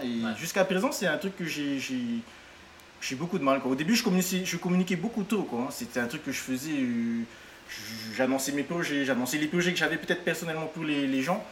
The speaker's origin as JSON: {"language": "French", "country": "French Polynesia", "said": "je venais de Polynésie"}